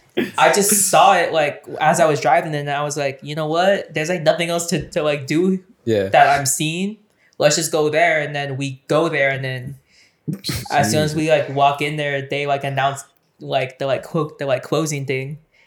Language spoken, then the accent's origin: English; San Jose, California, United States; also born or lived in Fremont, California; I actually was born in... I actually wasn't born in San Jose. I was born in Fremont, California. But I only lived there till I was 4. So, technically... Technically, I was just raised in San Jose from 4 on, but I just say born and raised.